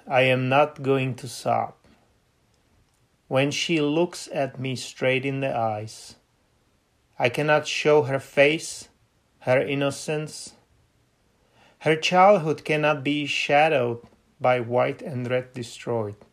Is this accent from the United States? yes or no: yes; Seattle, Washington, United States; I'm from Seattle.